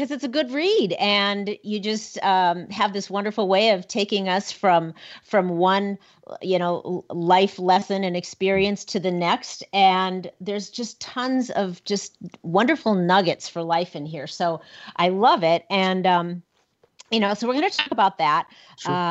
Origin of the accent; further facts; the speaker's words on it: Minnesota, United States; now in Cody, United States; born and raised in Minnesota, so even closer um, to Nebraska than over here in Cody, Wyoming.